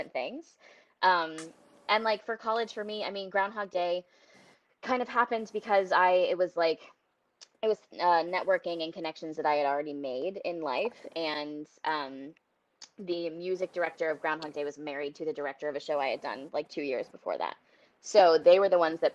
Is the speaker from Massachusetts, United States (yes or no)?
yes; Boston, Massachusetts, United States; I'm from the Boston area, so I got into theater really young.